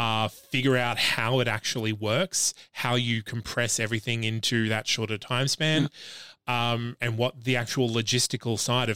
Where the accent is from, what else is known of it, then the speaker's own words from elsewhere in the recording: Australia; I'm Australian.